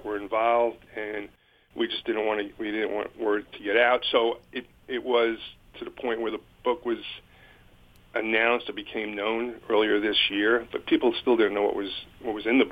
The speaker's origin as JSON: {"language": "English", "town": "New York City", "region": "New York", "country": "United States", "tie": "born or raised there", "said": "I grew up in Brooklyn, and where I grew up was a middle-class neighborhood"}